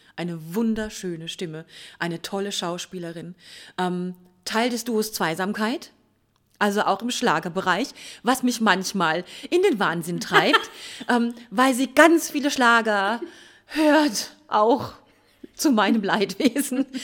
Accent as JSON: {"language": "German", "town": "Mannheim", "region": "Baden-Württemberg", "country": "Germany", "said": "Wir sind ja selber Mannheimer"}